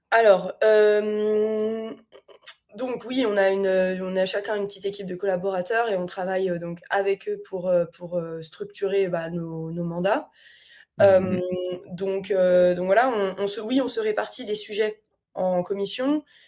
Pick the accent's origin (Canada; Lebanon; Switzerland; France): France; moved away; sans avoir vécu en France depuis un certain nombre d'années